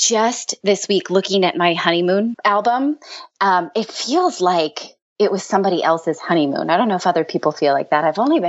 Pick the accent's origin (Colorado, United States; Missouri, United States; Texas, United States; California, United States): California, United States; moved away as an adult; now in New York area, United States; I'm a Californian, but I'm raising my kids in the New York area.